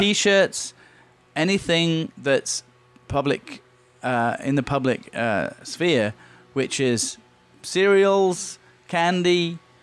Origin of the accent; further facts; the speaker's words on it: Leeds, Yorkshire and the Humber, United Kingdom; now in Long Beach, United States; in Leeds in my hometown